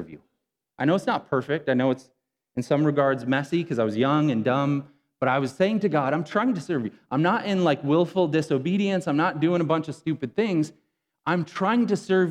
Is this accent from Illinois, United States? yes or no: yes; Rockton, Illinois, United States; I grew up in Rockton, Illinois, maybe 11 miles from where we're at right now